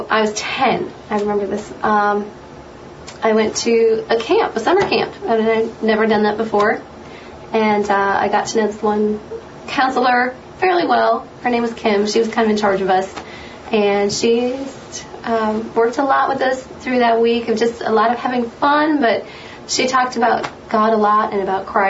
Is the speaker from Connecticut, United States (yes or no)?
no; Lafayette, Indiana, United States; I'm actually from Lafayette, born and raised here